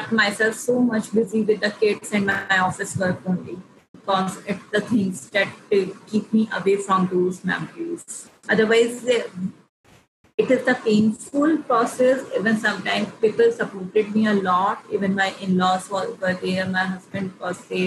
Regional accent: India; being an Indian woman

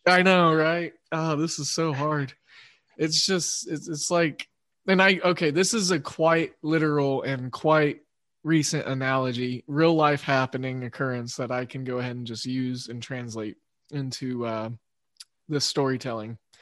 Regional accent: Oklahoma, United States; I'm from Oklahoma

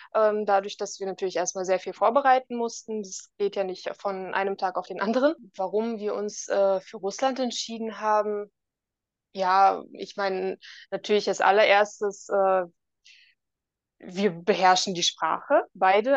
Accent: Berlin, Germany; moved away as an adult; also born or lived in Osnabrück area, Lower Saxony/NRW; now in Belgorod, Russia; ich bin in Berlin geboren, ähm, habe 24 Jahre lang in Berlin gelebt

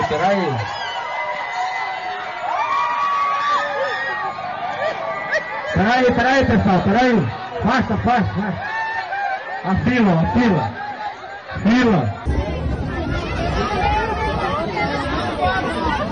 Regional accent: Canada; I am Canadian

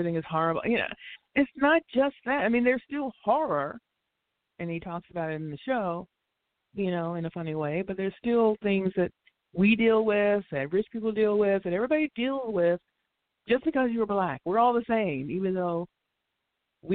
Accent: United States; I don't consider myself African American. I'm Black American

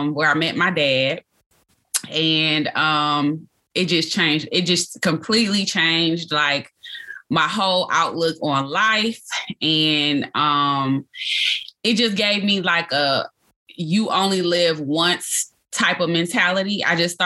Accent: Detroit, Michigan, United States; I was born and raised in Detroit, Michigan.

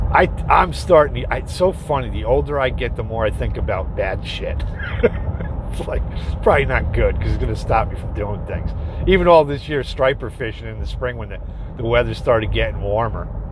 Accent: Dutchess County, New York, United States; my hometown down south a little more in Dutchess County, New York

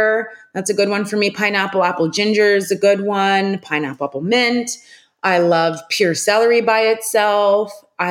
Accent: Charleston, United States; now we do deliveries. So anywhere locally, Charleston, we're delivering

